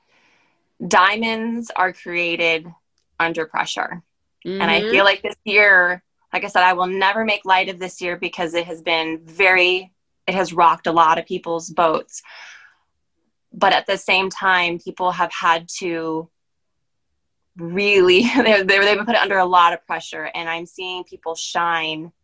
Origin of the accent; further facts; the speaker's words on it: Maryland, United States; moved away as an adult; also born or lived in Pennsylvania; I'm actually from Maryland. So I was back home for me